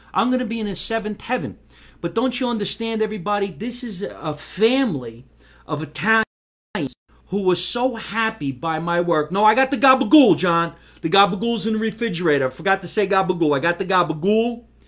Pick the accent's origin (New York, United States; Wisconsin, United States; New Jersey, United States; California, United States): New Jersey, United States; Jersey City; also born or lived in Scotch Plains, New Jersey; now in Los Angeles, United States; I was born in Jersey City, New Jersey. That's where I was born